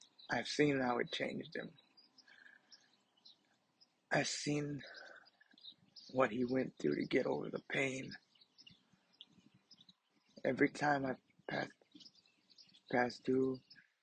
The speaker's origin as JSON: {"language": "English", "area": "a smaller town 40 miles past Uvalde", "region": "Texas", "country": "United States", "moved": "yes", "said": "I'm not from Uvalde, but I'm from a smaller town, 40 miles past Uvalde. I go through Uvalde when I go home to visit my family"}